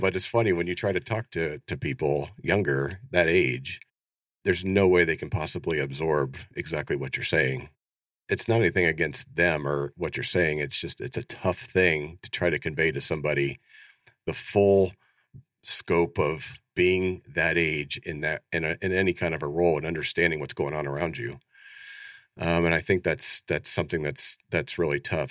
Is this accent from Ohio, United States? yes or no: yes; Ohio, United States; moved away as an adult; now in Phoenix, United States; born and raised in Ohio, so I grew up in the Midwest, very proud